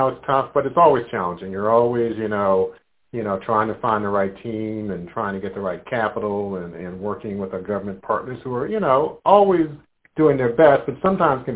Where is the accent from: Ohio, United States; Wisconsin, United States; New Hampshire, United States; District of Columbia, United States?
District of Columbia, United States; Washington; I grew up in Anacostia, so I'm kind of a homeboy from there